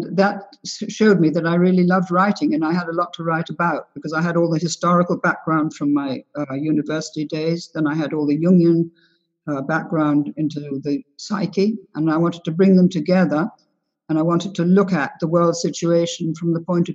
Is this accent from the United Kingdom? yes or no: yes; England, United Kingdom; also born or lived in United States / London; I'm 3/4 American. My mother was American, and my father's mother was American. And I was brought up in England and in America during the war